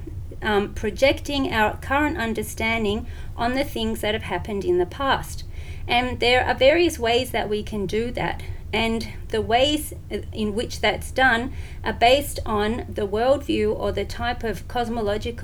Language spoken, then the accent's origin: English; Melbourne, Victoria, Australia; also born or lived in Syria / Jordan / Yemen / Saudi Arabia; I'm from Melbourne, Australia